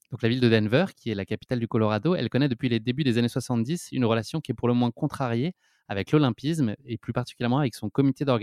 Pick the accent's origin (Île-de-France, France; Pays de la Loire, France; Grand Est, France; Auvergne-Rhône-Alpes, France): Île-de-France, France; Paris; en tout cas, moi, je suis parisien, je prévois un petit